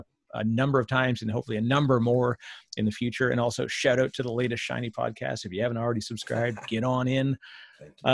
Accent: Canada; I'm Canadian, so I say it weird

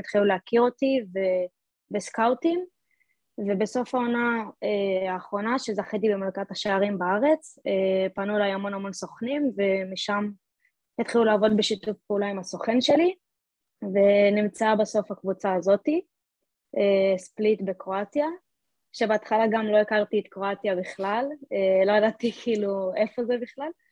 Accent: Talmon, Central District, Israel; moved away as an adult; now in Split, Croatia; לקבוצת בנים במושב שלי

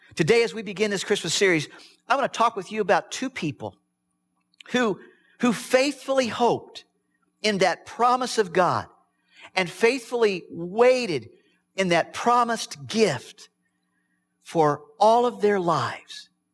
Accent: Midwest, United States; I was raised in the Midwest on a farm

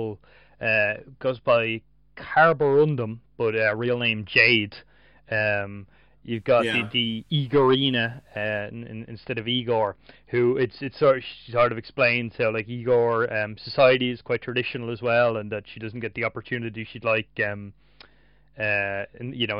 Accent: Ireland; as an Irish reader

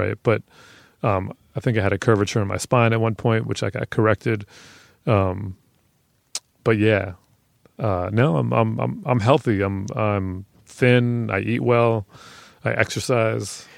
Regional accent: New York City, New York, United States; I grew up on ninety-six in Madison

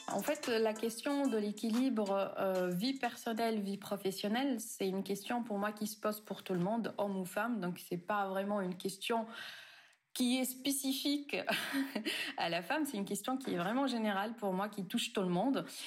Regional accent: Tunisia; en Tunisie, là où j'ai grandi, où j'ai fait mes études d'ingénieur

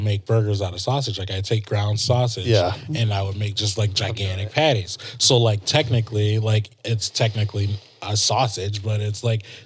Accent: Detroit, Michigan, United States; I grew up in Detroit, but like, I went to East Detroit High School

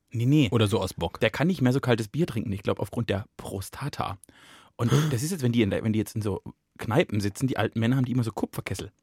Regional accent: Plittersdorf, Germany; now in Mainz, Germany; als ich nach Mainz gezogen bin, ne, von Plittersdorf nach Mainz

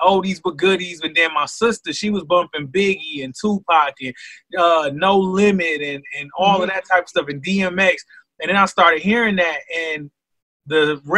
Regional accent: Flint, Michigan, United States; born and raised in Flint, Michigan

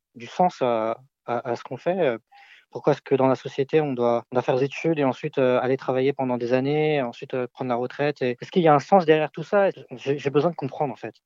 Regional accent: France; je suis né ici en France euh, de parents d'origine chinoise.

